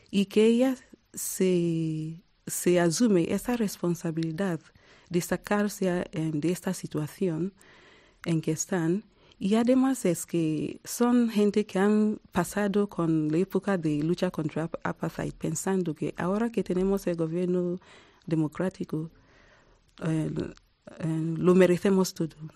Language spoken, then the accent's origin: Spanish; Nigeria; now in South Africa; 20 años em, viviendo en Sudáfrica y soy nigeriana y también sudafricana.